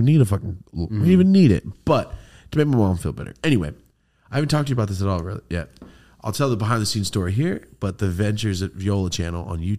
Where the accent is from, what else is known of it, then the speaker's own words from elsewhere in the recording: Merced, California, United States; moved away; I had my first meet and greet, my hometown meet and greet ever in Merced.